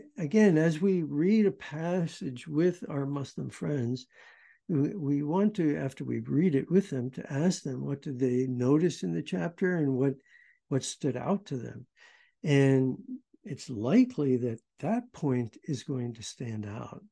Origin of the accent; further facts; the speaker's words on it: United States; I'm American